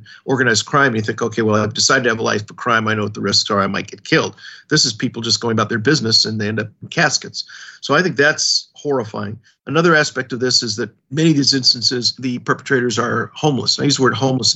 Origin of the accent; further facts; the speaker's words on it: Los Angeles, California, United States; moved away as an adult; also born or lived in Washington, D.C. / Hong Kong; now in New York City, United States; I was born in Los Angeles, California. I spent the first 18 years of my life out there